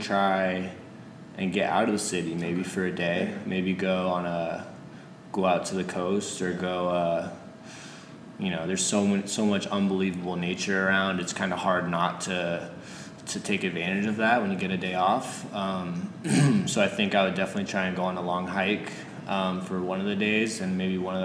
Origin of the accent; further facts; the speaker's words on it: California, United States; moved away as an adult; now in Portland, United States; Growing up in California